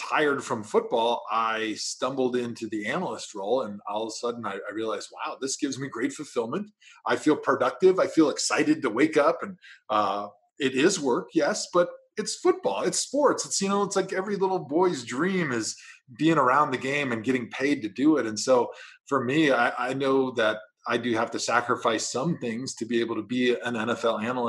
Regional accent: Wisconsin, United States; moved away as an adult; also born or lived in Cleveland, Ohio; I grew up in Wisconsin, went to Wisconsin. So this was going to be my first foray into moving outside of the state of Wisconsin

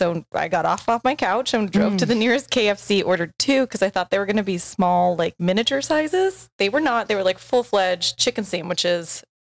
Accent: Chandler, Arizona, United States; I'm from Chandler, actually.

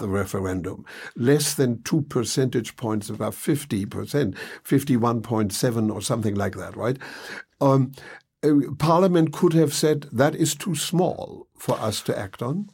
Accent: Hamburg, Germany; moved away; I grew up in Hamburg, and, uh, Hamburg is, of course, the most Anglophile city in Germany.

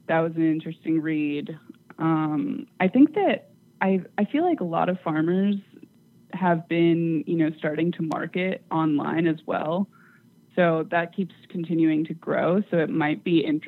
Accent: California, United States; moved away; I'm originally from California

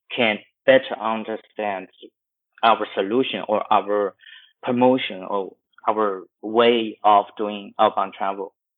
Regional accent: Chengdu, Sichuan, China; now in Shanghai, China; my hometown in, in Chengdu

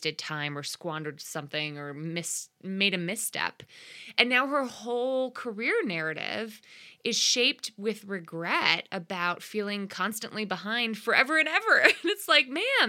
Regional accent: Connecticut, United States; my home state of Connecticut

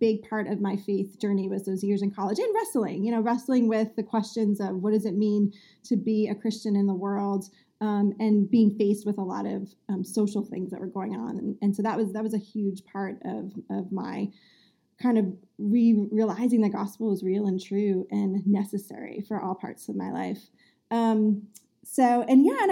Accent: New Jersey, United States; moved away as an adult; also born or lived in Massachusetts; now in north of Boston, United States; I grew up in New Jersey

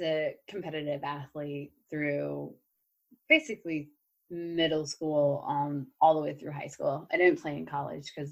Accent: Midwest, United States; moved away; I'm originally from the Midwest

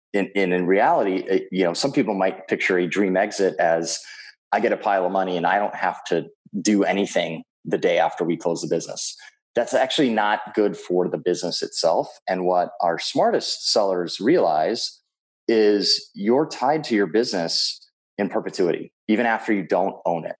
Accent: Minneapolis, Minnesota, United States; my hometown of Minneapolis, Minnesota

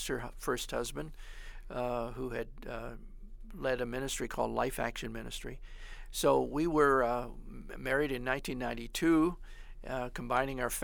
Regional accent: Grand Rapids, Michigan, United States; also born or lived in Wayland, Michigan; I was born and raised outside of Grand Rapids, Michigan

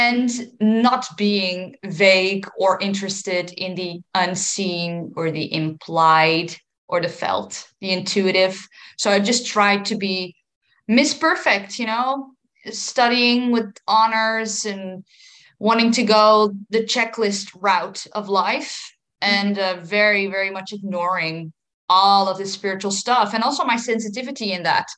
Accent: Netherlands; 31. I'm from the Netherlands

